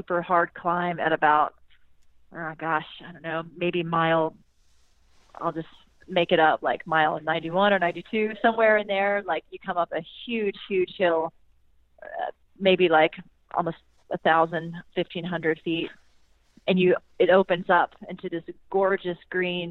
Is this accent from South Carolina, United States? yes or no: yes; South Carolina, United States; my hometown in South Carolina